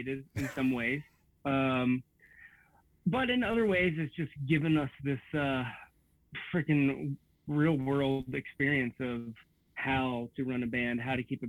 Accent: Bethel, Ohio, United States; my hometown of Bethel, Ohio

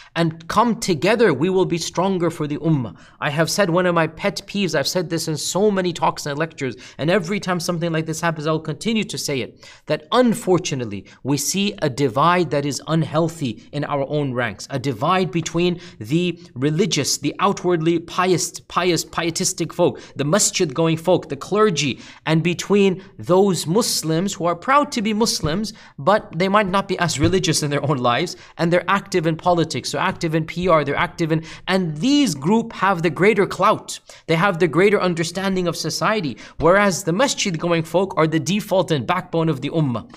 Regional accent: United States; as an American

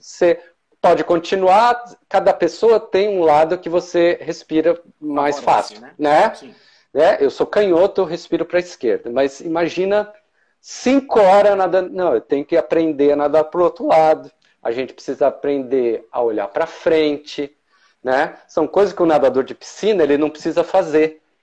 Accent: São Paulo, Brazil; moved away as an adult; now in Blumenau, Brazil; Eu sou natural de São Paulo, né? Eu morei quase minha vida toda lá. E em 2004 me mudei aqui para o sul, né? Para Blumenau

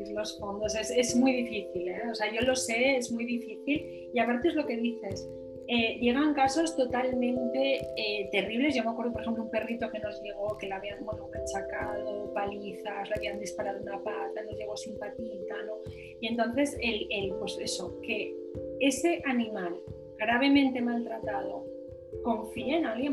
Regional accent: Asturias, Spain; yo soy asturiana

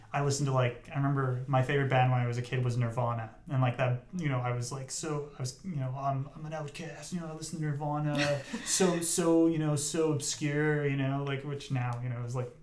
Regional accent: Bruxelles, Manitoba, Canada; moved away; having grown up in Bruxelles and being kind of isolated, because it's 2 hours away from Winnipeg, and I grew up there

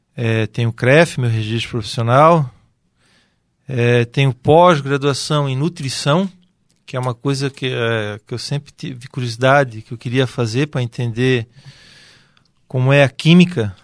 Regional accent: Brusque, Santa Catarina, Brazil; Eu sou aqui de Brusque, natural da cidade de Brusque

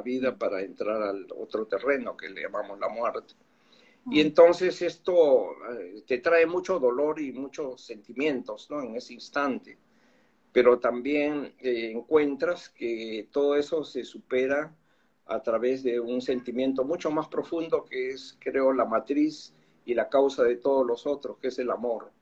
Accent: Lima, Peru; yo soy de Lima, tú sabes, Perú.

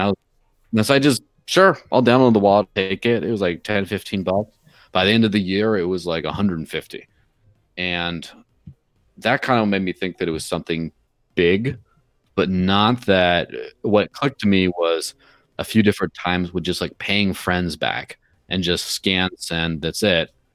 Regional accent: Mexico; my parents live in Mexico and I grew up in Mexico in the early nineties

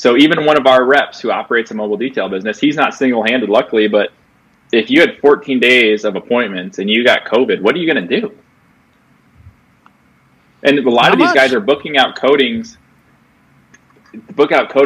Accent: Iowa, United States; I'm from Iowa

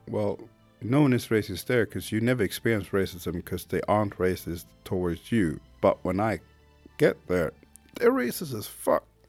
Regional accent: Sweden; first language Swedish; English is a second language; also born or lived in Haiti; I was born in Haiti in 1980, came to Sweden in 1981. I was about eight or nine months when I came to Sweden.

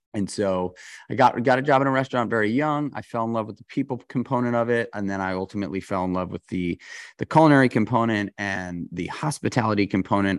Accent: New York City, New York, United States; I grew up in New York City.

